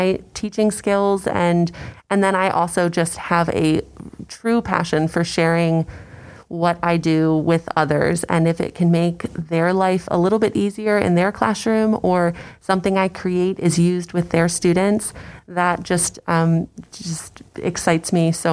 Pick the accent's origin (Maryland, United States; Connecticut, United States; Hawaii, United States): Maryland, United States; Frederick County; grew up in Frederick County